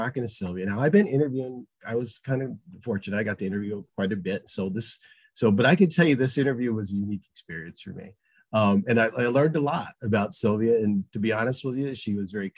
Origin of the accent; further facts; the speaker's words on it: Massachusetts, United States; moved away; I'm originally from Massachusetts